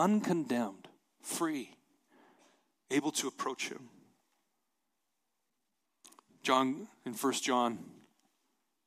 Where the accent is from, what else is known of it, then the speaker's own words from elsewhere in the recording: Montana, United States; I'm from Montana